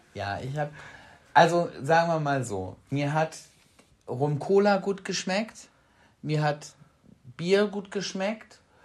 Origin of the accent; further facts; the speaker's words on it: Bremen, Germany; wir kommen aus Bremen